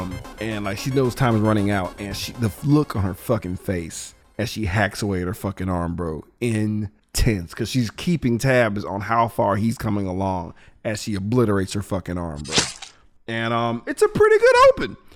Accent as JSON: {"language": "English", "region": "Texas", "country": "United States", "said": "Being a Texan"}